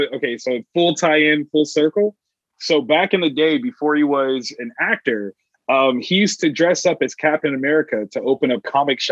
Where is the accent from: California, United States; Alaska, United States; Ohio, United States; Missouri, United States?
Ohio, United States; I'm from Ohio